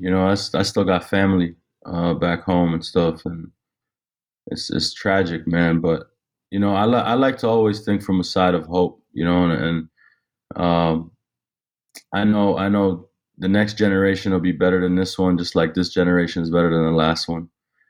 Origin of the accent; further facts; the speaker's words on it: Jenin, West Bank, Palestine; I'm Palestinian. So I'm Palestinian from Jenin. My pops is from Jenin and my mom's from Nablus.